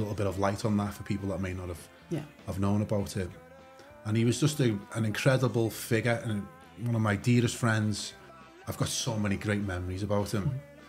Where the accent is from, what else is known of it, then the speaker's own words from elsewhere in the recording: Kirkby, North West England, United Kingdom; also born or lived in Liverpool; Joe was from Kirby, I'm from Kirby, we knew each other, yeah.